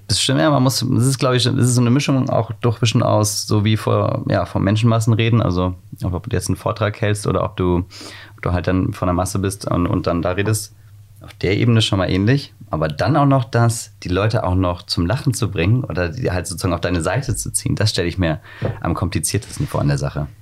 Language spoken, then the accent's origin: German; near Wiesbaden, Hesse, Germany; now in Hamburg, Germany; Ich komme aus der Nähe von Wiesbaden